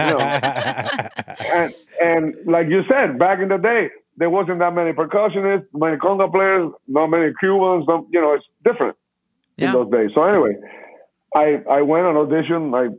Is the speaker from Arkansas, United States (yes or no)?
no; Los Angeles, California, United States; Oh, it's on Vine. And, oh, shit, that's like my neighborhood. I grew up in Hollywood.